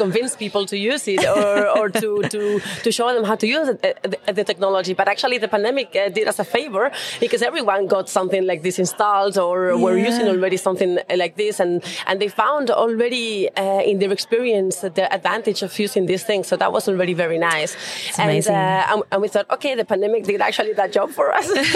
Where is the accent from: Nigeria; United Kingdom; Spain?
Spain; moved away as an adult; now in Switzerland; So originally, I'm also from Spain, but I was based in Switzerland